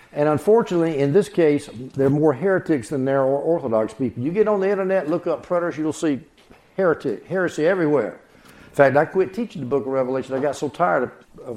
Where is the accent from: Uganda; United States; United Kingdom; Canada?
United States; South Carolina; I grew up in the South, in South Carolina